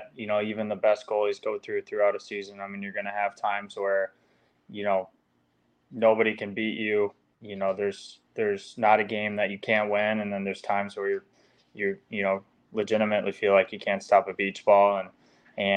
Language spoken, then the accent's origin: English; United States; as an American